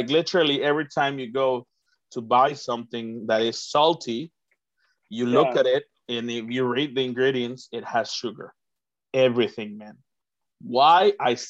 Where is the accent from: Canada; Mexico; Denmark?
Mexico; I'm not American. I'm Mexican, so I obviously